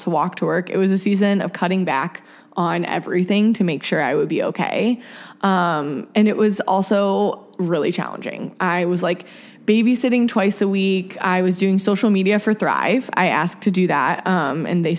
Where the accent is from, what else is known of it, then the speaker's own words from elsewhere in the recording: Akron, Ohio, United States; moved away; Akron, my hometown